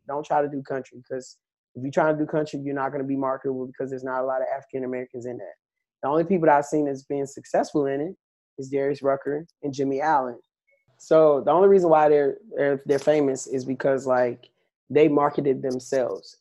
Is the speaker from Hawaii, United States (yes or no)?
no; Goldsboro, North Carolina, United States; now in Schenectady, United States; grew up in North Carolina, Goldsboro, North Carolina to be exact